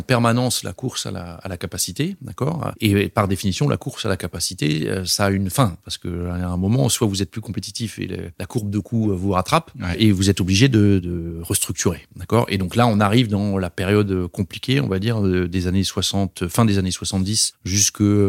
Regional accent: Strasbourg, Grand Est, France; moved away as an adult; also born or lived in Paris; now in Brussels, Belgium; Originellement, je suis alsacien, je viens de Strasbourg, j'ai grandi là-bas avant d'aller à Paris pour l'école d'ingénieur

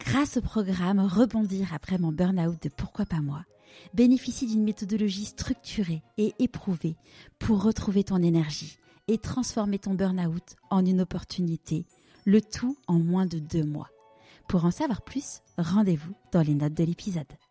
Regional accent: Paris, Île-de-France, France; j'ai grandi euh, dans l'Ouest parisien

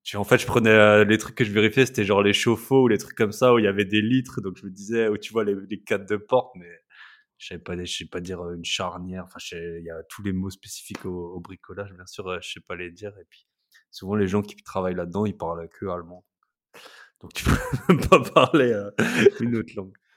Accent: Alsace, Grand Est, France; moved away; je suis alsacien au départ. on adore l'Alsace

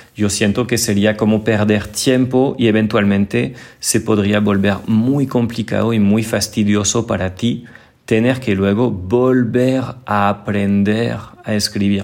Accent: northern France, France; accent: northern France; Spanish is a second language; moved away as an adult; now in Colombia; mi acento, vamos a decir que es un acento del norte de Francia, Muchas personas lo consideran como neutro

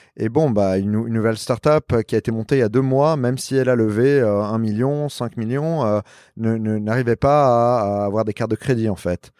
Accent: Lebanon; also born or lived in New York / Paris; now in Miami, United States; je suis libanais

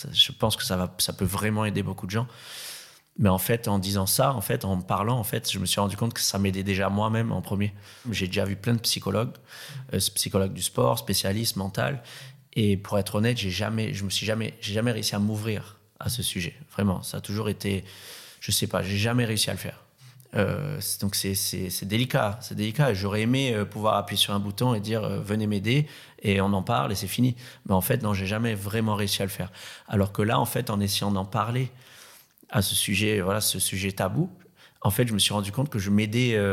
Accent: Réunion; born there; euh, je suis né à La Réunion, surfeur professionnel depuis très très longtemps.

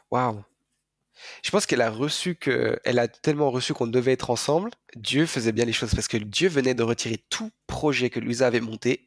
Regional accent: France; je suis français, d'un père français, d'une mère allemande

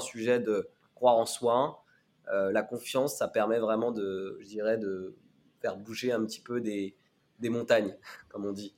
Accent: Laval, Pays de la Loire, France; also born or lived in Addis Ababa, Ethiopia; je suis arrivé en France à l'âge de deux ans. Euh, j'ai été adopté par une famille française qui est basée à Laval

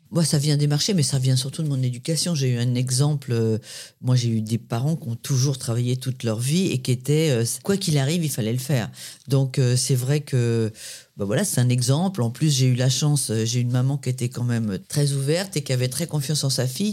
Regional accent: Paris, Île-de-France, France; also born or lived in Créteil; je suis née à Créteil dans le 94 chez ma grand-mère euh, et j'ai grandi dans le 13e à Paris

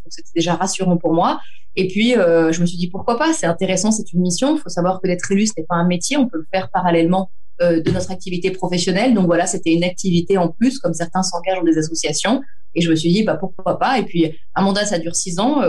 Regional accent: Antibes, Provence-Alpes-Côte d'Azur, France; je suis d'Antibes, c'est la commune dans laquelle je vis, dans laquelle je suis née, j'ai grandi

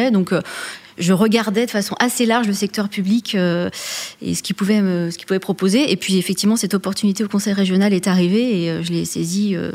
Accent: Auvergne-Rhône-Alpes, France; born there; Alors moi, je suis née en Auvergne.

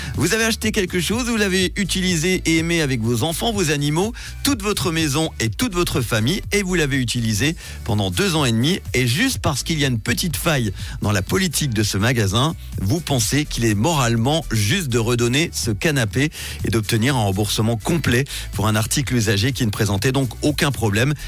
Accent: Switzerland; chez nous en Suisse

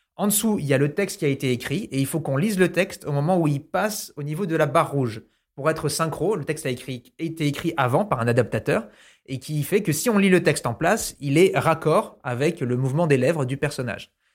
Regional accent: New Caledonia; moved away; quand j'étais petit, j'habitais en Nouvelle-Calédonie

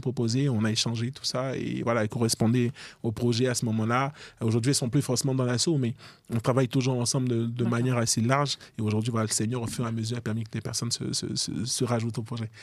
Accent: Côte d’Ivoire; now in France; je suis ivoirien d'origine

